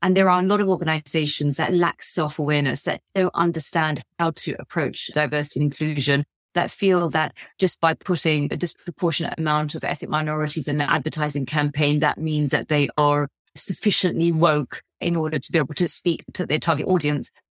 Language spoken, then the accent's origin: English; United Kingdom; my sort of identity as a British Asian